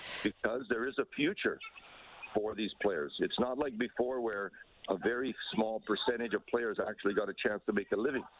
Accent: Canada

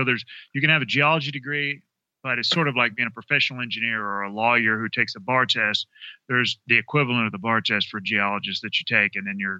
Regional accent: the South, United States; I'm a Southerner, so I'm not used to seeing, you know, these snow-capped peaks.

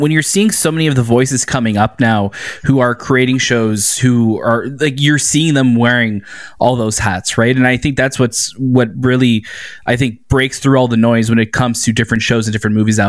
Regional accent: Toronto, Ontario, Canada; we're from Toronto

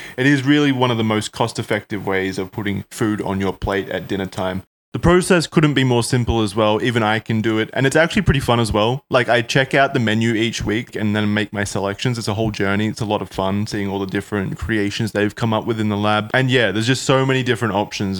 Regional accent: Australia; accent: Australian; my Australian accent

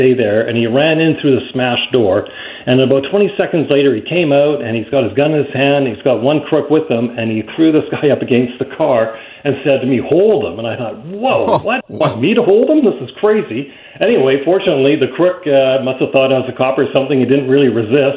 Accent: Vancouver, British Columbia, Canada; I grew up in East Vancouver, not far from the P&E

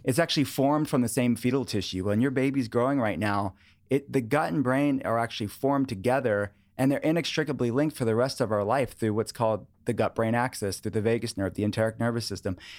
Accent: outside of Pittsburgh, Pennsylvania, United States; I grew up in a household that my parents were interested in wellness. Before wellness was a thing, in the eighties and nineties, outside of Pittsburgh

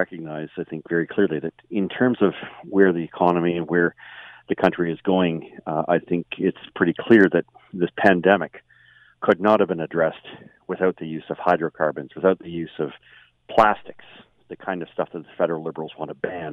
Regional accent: Markham, Ontario, Canada; I grew up in Markham

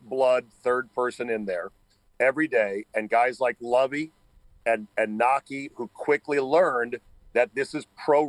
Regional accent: Denver, Colorado, United States; now in Philadelphia, United States; I grew up in Denver, Czabe, but I moved to Philly, and now I'm an Eagles fan as well.

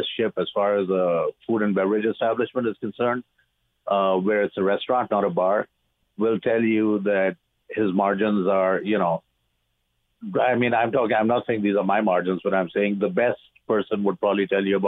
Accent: Pakistan; also born or lived in United States / Dubai; now in Canada; I'm originally from Pakistan

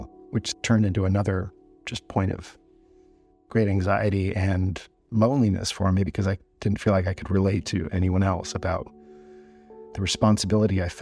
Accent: Canada; growing up in Canada

